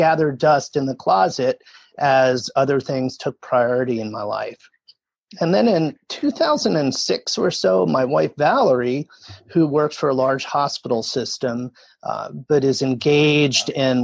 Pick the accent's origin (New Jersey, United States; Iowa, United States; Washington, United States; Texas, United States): New Jersey, United States; I grew up in New Jersey